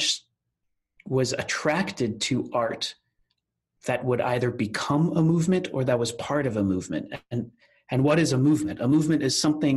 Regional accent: Rockville, Maryland, United States; also born or lived in Washington, D.C.; I was born in our nation's capital in Washington, D.C. As a first generation American

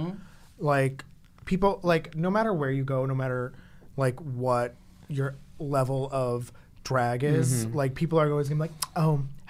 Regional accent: Boston, Massachusetts, United States; moved away as an adult; now in Jersey City, United States; I grew up two stops off of the train from downtown Boston, mm-hmm. and my high school was right behind Fenway Park. Like, I'm a city kid.

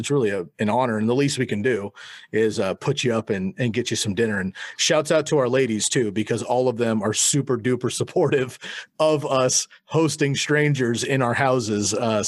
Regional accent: Eugene, Oregon, United States; But we've known that our backs are against the wall growing up in the Pacific Northwest. And if we were in Portland or Seattle, it might be a little bit different. But little Eugene, you know, it's hard.

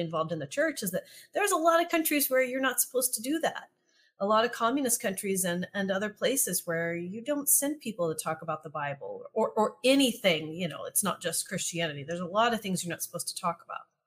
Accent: East Texas, United States; I grew up in East Texas

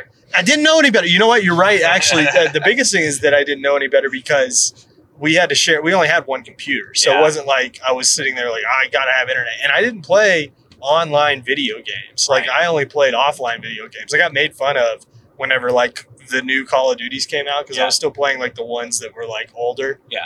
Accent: Bella Vista, Arkansas, United States; We grew up in Bella Vista, and back when Bella Vista was nothing.

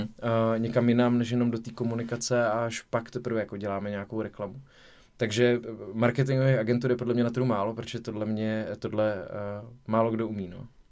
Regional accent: Zlín, Zlín Region, Czechia; já jsem ze Zlína rodák

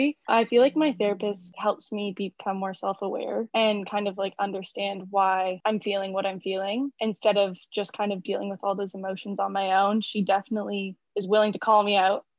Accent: Toronto, Ontario, Canada; I'm born and raised in Toronto, Ontario

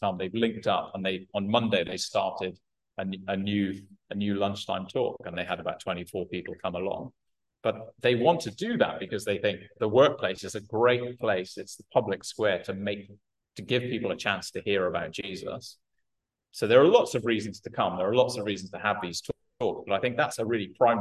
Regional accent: United Kingdom; I'm British

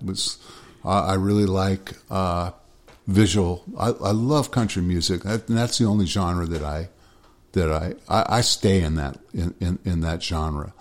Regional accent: Los Angeles, California, United States; moved away as an adult; now in Nashville, United States; I grew up in Los Angeles

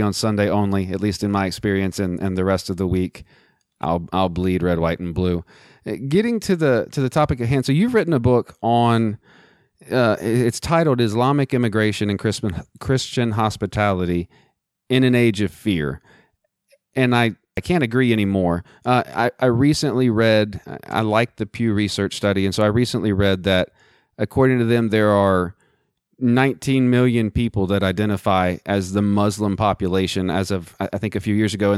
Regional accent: Texas, United States; now in Central Virginia, United States; where I'm at here in Central Virginia, and I grew up in Texas

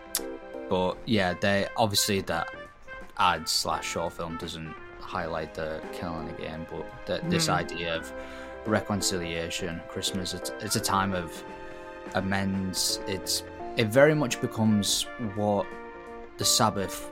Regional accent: England, United Kingdom; moved away; we've sang it a bunch of times in primary school, as all people did our age, growing up in England

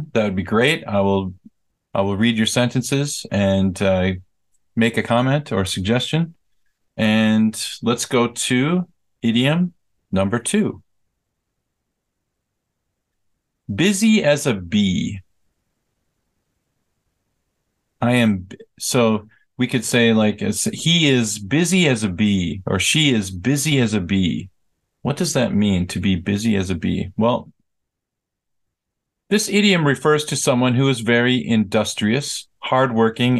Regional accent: United States; moved away as an adult; now in South Korea; I am American, and I lived in America for the first 22 years of my life

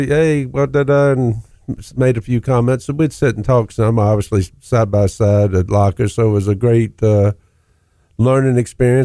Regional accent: Virginia, United States; I grew up in Virginia

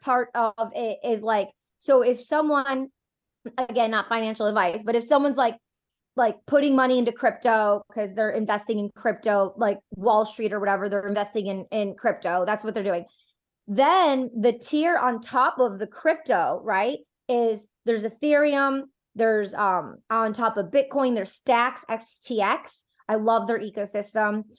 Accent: Detroit, Michigan, United States; I'm personally from Detroit.

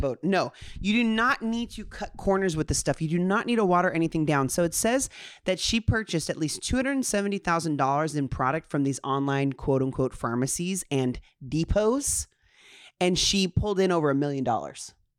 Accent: Honolulu, Hawaii, United States; I was born on Honolulu, Hawaii

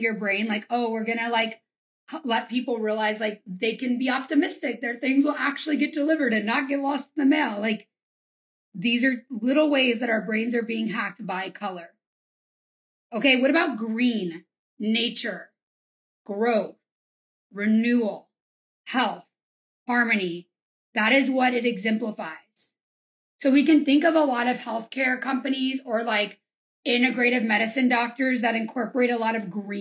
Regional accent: Louisiana, United States; I'm from Louisiana

